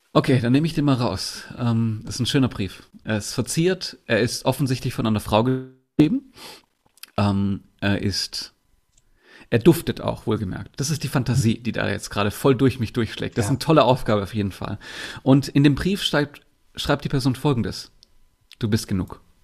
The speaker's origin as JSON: {"language": "German", "town": "Bietigheim-Bissingen", "region": "Baden-Württemberg", "country": "Germany", "tie": "born or raised there", "said": "Ich komme unter anderem aus, aus Bietigheim-Bissingen. Das ist Nähe Stuttgart. Da bin ich geboren worden."}